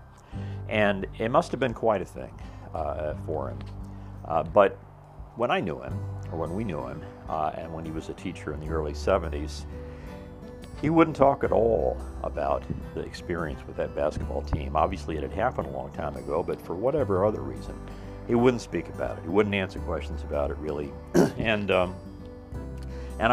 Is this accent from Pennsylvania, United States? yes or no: no; Mitchell, Indiana, United States; in my hometown, which was in the same county and was called Mitchell